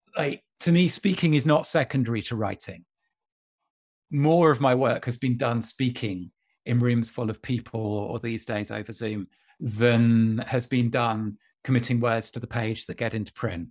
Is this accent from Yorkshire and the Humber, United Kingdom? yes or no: no; County Durham, North East England, United Kingdom; when I was a teenager growing up in County Durham